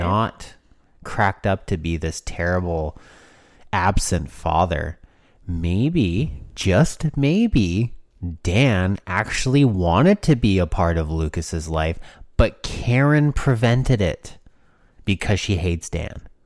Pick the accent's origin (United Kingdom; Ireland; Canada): Canada; we're from Canada